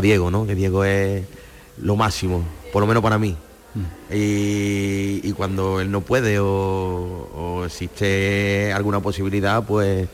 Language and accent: Spanish; Cañete la Real, Andalusia, Spain; also born or lived in Málaga; lo llevé a mi pueblo, aunque yo soy de Cañón de la Real